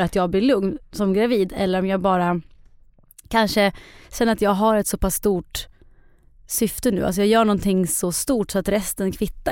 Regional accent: Eskilstuna, Södermanland, Sweden; Ja, jag är ju från Eskilstuna.

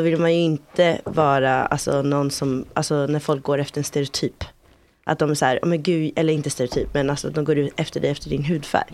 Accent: Malawi; now in Sweden

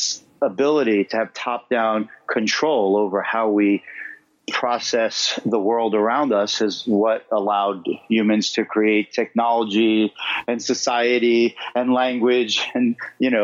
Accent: New York City, New York, United States; I grew up in Queens

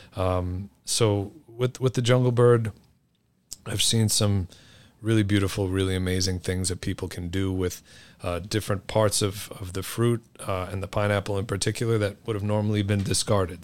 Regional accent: New York City, New York, United States; I grew up here in New York City

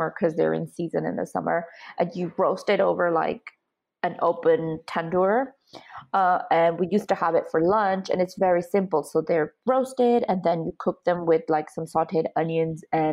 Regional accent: Dublin, Leinster, Ireland; moved away as an adult; also born or lived in Hungary; now in United Kingdom; I grew up in Dublin in Ireland

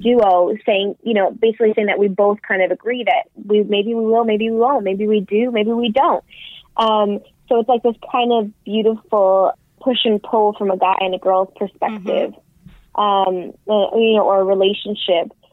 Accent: New York City, New York, United States; I grew up in New York City

